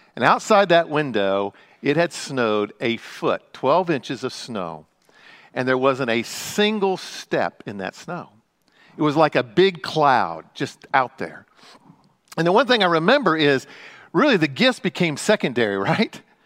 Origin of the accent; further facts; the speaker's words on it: Midwest, United States; moved away; also born or lived in Frankfort, Indiana; I grew up in the Midwest